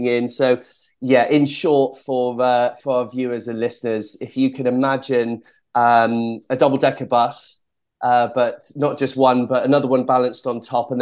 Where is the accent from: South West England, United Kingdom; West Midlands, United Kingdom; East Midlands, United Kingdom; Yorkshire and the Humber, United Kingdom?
South West England, United Kingdom; Cheltenham; I was born in Cheltenham in Gloucestershire. And so around the local area, there were various sporting activities for young, energetic children. And I tried them all